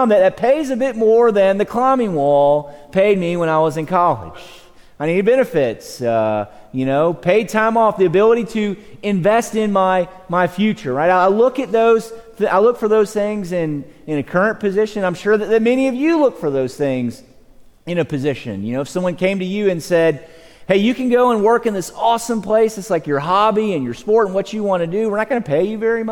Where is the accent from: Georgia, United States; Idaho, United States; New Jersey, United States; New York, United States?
Georgia, United States; moved away as an adult; now in Texas, United States; I'm from Georgia